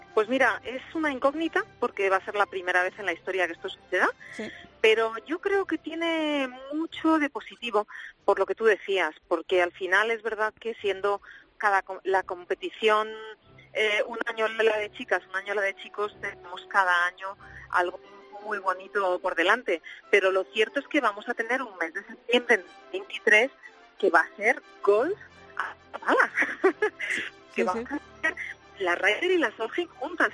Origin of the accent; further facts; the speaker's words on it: Spain; todos los españoles